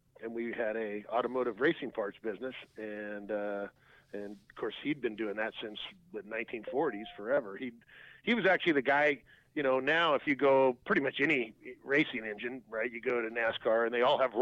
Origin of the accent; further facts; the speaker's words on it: Southern California, United States; growing up in Southern California